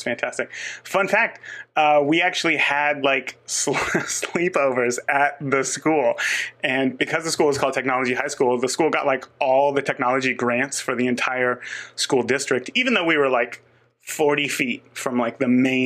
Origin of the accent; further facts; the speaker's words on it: Northern California, United States; now in Indiana, United States; I grew up in Northern California